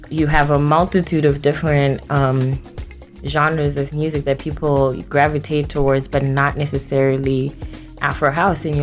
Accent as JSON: {"language": "English", "country": "South Africa", "tie": "born or raised there", "also_born_or_lived": "Zimbabwe", "moved": "yes", "lives_now": "United States", "said": "Um, so I was born in Zimbabwe. Mm-hmm and raised in South Africa. Well, actually, I'm kind of like an international baby"}